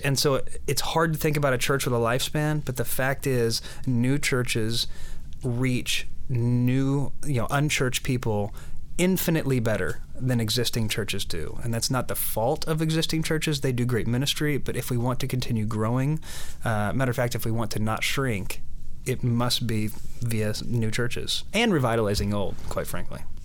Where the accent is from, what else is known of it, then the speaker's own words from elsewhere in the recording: Oklahoma, United States; moved away; I grew up in Oklahoma, which is sort of the land of of large churches